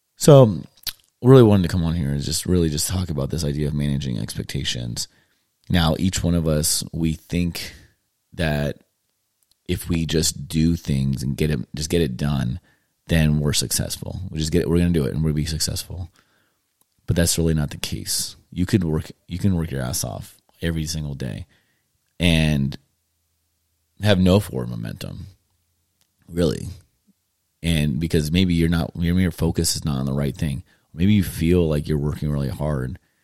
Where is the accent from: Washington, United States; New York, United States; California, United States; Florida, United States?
California, United States; moved away as an adult; now in Tennessee, United States; growing up in California. I lived there for, um, thirty, almost thirty-eight years now. And, um, my family and I decided to, um, move to Tennessee and start over